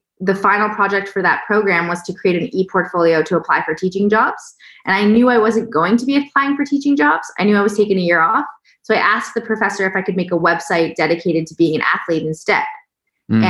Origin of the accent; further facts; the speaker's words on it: Toronto, Ontario, Canada; now in Austin, United States; I'm Canadian, currently living in Austin, Texas. And my background, growing up in Toronto, Canada